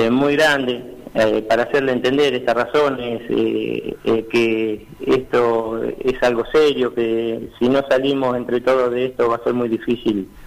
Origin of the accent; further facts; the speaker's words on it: Argentina; que hoy por hoy como ciudadanía y como pueblo argentino somos nosotros eh, quienes eh, tomamos la iniciativa de salir de esta situación adelante